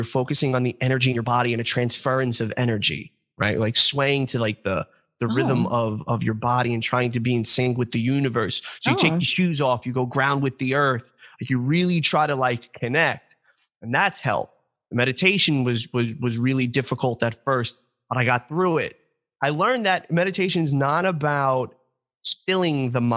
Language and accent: English; New York, United States; accent: New York; my New York accent